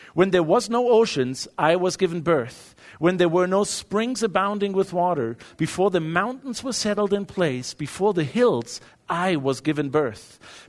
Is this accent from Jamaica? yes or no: no; Germany; moved away as an adult; now in United States; growing up in Europe